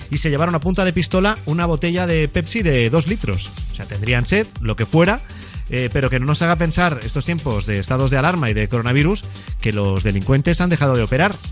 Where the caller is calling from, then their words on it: Valencia, Valencian Community, Spain; Hola, buenas noches. … de Valencia y me gustaría escuchar la canción